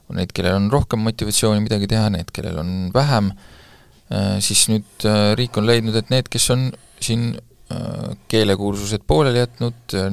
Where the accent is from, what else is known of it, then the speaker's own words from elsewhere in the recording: Estonia; Eestis saab, ma, ma olen pärit väiksest kohast